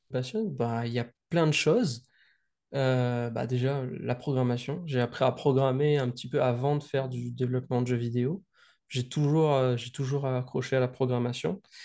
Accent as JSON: {"language": "French", "town": "Saint-Denis", "country": "Réunion", "tie": "born or raised there", "said": "je suis né à Saint-Denis le jour de la Saint-Denis."}